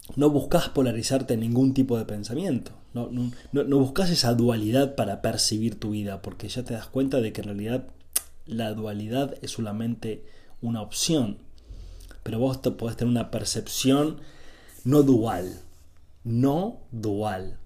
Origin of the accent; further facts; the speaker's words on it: Argentina; soy de Argentina, vivo en Argentina